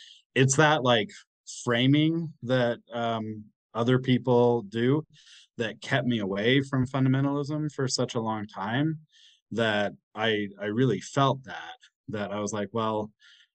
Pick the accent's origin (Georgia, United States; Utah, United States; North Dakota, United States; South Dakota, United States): Utah, United States; Springville; I grew up in Springville, Utah